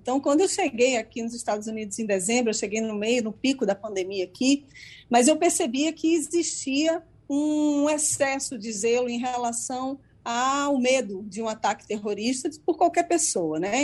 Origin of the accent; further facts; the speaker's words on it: Brazil; now in United States; como jornalista e como cidadã brasileira